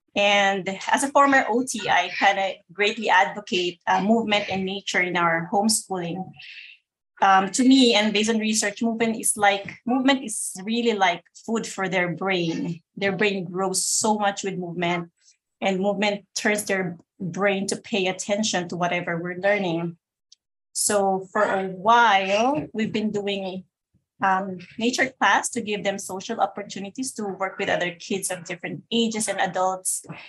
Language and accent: English; Philippines; moved away as an adult; now in Connecticut, United States; I live in Connecticut right now, but I came from the Philippines before I got married.